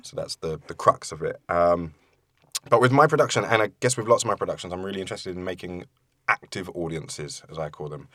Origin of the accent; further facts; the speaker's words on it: London, United Kingdom; also born or lived in Forest Gate; I grew up in East London, in Leytonstone, and then moved to Forest Gate when I was a little bit older with my mum